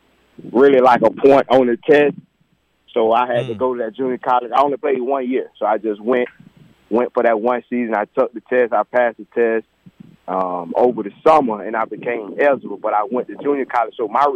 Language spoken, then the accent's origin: English; Pahokee, Florida, United States; also born or lived in Belle Glade, Florida; I'm born in Pahokee. I moved to Pahokee when I was about 5-6 years old. I was born in Pahokee right there in McClure Project.